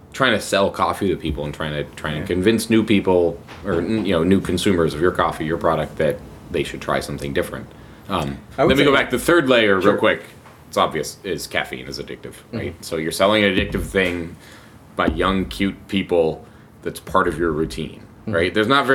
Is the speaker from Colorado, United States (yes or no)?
yes; Colorado, United States; moved away as an adult; now in Seattle, United States; When I first moved to Seattle, I was from Colorado, and I moved to Seattle, and it was the first spring that I'd lived here